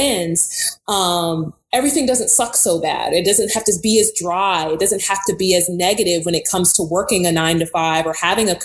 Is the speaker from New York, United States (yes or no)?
yes; New York City, New York, United States; moved away; also born or lived in Houston, Texas / Baton Rouge, Louisiana; I'm a girl from Brooklyn, New York.